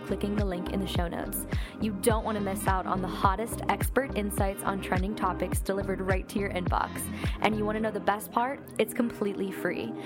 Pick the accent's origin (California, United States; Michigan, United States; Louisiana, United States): Michigan, United States; I'm from Michigan